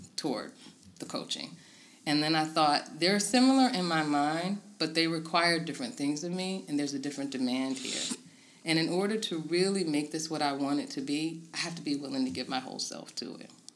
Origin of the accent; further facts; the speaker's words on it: Tidewater, Virginia, United States; moved away as an adult; now in Harrisonburg, United States; I'm originally from the Tidewater, Virginia area and moved to Harrisonburg uh, a little over a decade ago